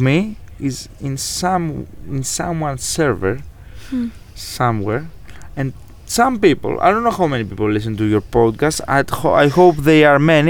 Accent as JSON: {"language": "English", "country": "Greece", "accent": "Greek", "second_language": "English", "said": "you may already be hearing this Greek accent"}